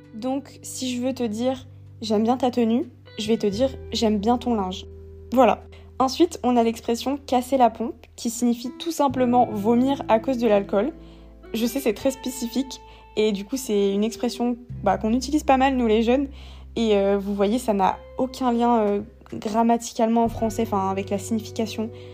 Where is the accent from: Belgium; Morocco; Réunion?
Réunion; moved away as an adult; also born or lived in metropolitan France; now in France; je viens de la Réunion et que là-bas on parle français